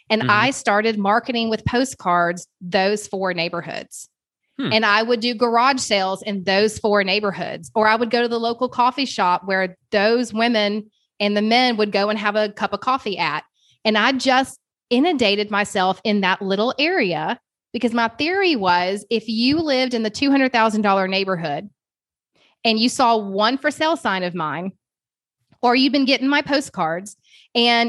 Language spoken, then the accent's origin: English; Kennesaw, Georgia, United States; also born or lived in Suwanee, Georgia; I grew up in Kennesaw, Georgia